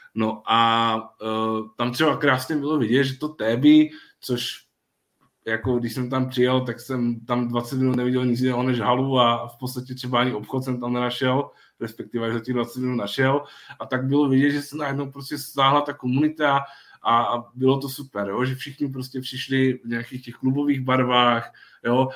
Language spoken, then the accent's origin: Czech; Ostrava region, Moravian-Silesian Region, Czechia; u nás na Ostravsku